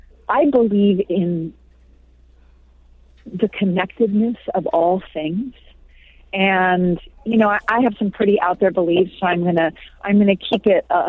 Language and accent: English; California, United States; moved away as an adult; also born or lived in New Mexico; I grew up in California